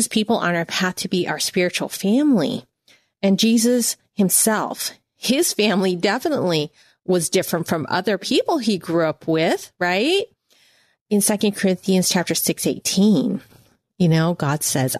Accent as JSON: {"language": "English", "country": "United States", "said": "I'm Chinese American"}